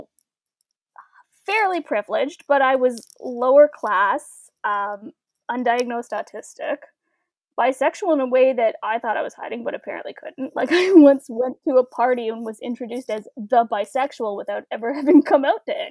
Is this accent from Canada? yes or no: yes; Welland, Ontario, Canada; I grew up in Welland, Ontario, which is about a 20-minute drive from Niagara Falls